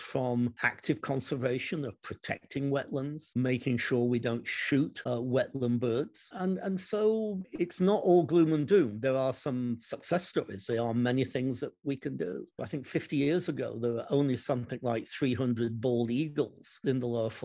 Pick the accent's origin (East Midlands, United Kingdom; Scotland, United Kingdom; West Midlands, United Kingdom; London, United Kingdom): East Midlands, United Kingdom; Derby; moved away; my hometown of Derby in the United Kingdom